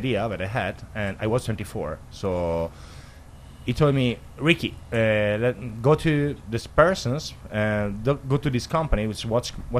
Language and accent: English; Italy; English is a second language; moved away; I come from Italy